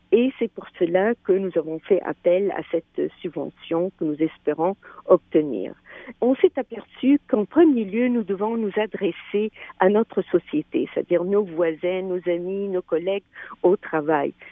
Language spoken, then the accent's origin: French; Quebec, Canada; nous sommes des Québécois, des Québécoises